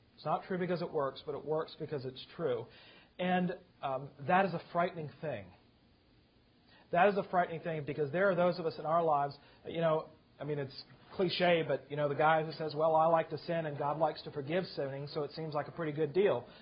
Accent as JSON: {"language": "English", "region": "Virginia", "country": "United States", "tie": "born or raised there", "moved": "yes", "lives_now": "South Carolina, United States", "said": "I grew up in Virginia. We moved to South Carolina"}